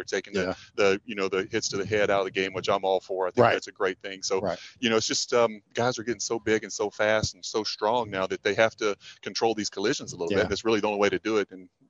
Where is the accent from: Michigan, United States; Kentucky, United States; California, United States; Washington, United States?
Kentucky, United States; being from Kentucky